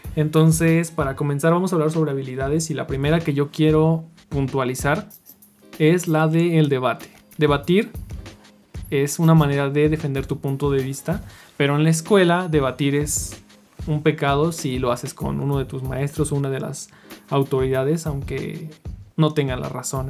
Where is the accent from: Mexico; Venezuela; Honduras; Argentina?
Mexico; como mexicano